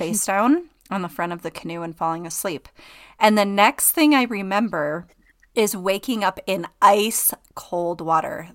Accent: Okemos, Michigan, United States; moved away as an adult; also born or lived in Traverse City, Michigan / Georgia; now in Utah, United States; I grew up, um, near Lansing, Michigan, and Okemos

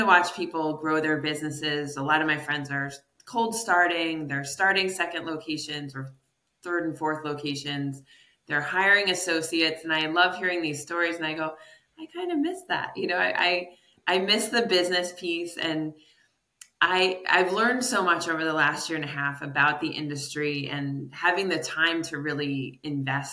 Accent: New York, United States; moved away as an adult; now in Connecticut, United States; I'm from New York State

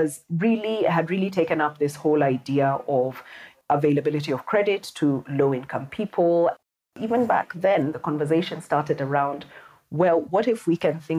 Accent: Nairobi, Kenya; also born or lived in United States; I was born in Nairobi, Kenya. I was raised here, went to school here.

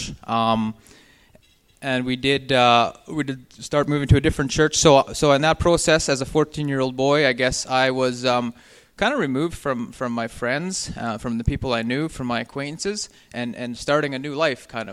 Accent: Swan River, Manitoba, Canada; now in Winnipeg, Canada; We're both born and raised in Swan River, Manitoba

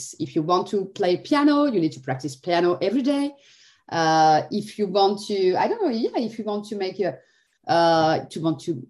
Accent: Algeria; English is a second language; now in France; I speak Arabic because I'm not, my parents are Arabic, I'm coming from Algeria

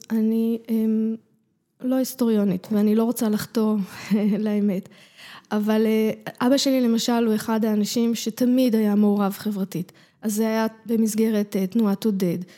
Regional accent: Jerusalem, Jerusalem District, Israel; בתוך הבית, הבית שלנו היה מסורת מרוקו, חגים, תפילה, מאכלים, אה, כל מה ש... הכל, חגיגות משפחתיות, זה היה מאוד מרוקאי.

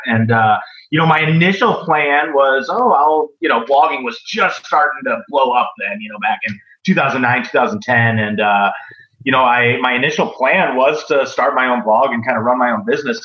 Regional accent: Midwest, United States; I'm from the Midwest.

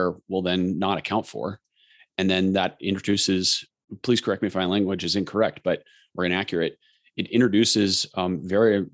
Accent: Colorado, United States; I grew up racing in Colorado

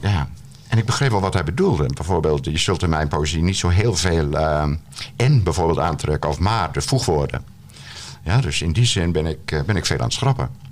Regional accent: Terschelling, Friesland, Netherlands; Maar ik ben opgegroeid op de Schelling

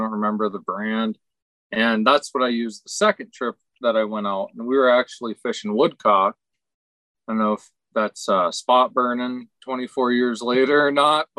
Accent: Pennsylvania, United States; I grew up in Western Pennsylvania. You know, I mean, I grew up fishing.

